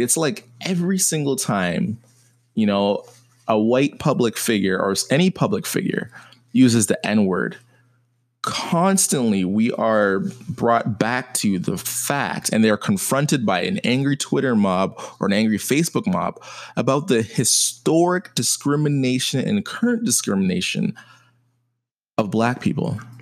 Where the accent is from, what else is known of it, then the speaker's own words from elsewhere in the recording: Canada; my siblings were American, my parents Jamaican, and me being Canadian